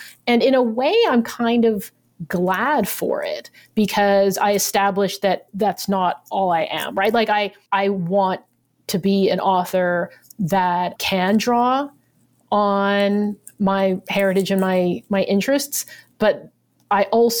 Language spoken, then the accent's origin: English; United States; The only reason for that is obviously because I'm Chinese American, right?